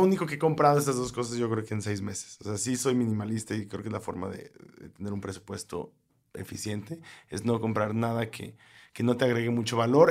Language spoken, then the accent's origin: Spanish; Mexico; nosotros como mexicanos